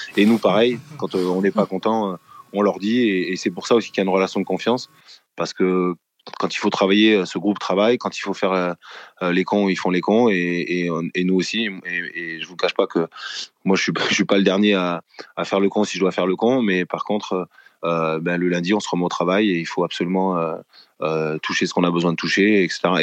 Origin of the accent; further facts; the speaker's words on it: France; on est, on est français